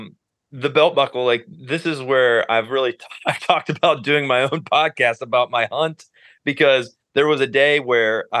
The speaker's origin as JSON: {"language": "English", "region": "Northeast Ohio", "country": "United States", "tie": "born or raised there", "also_born_or_lived": "Nashville", "moved": "as an adult", "said": "I grew up in Ohio, moved back a couple years ago."}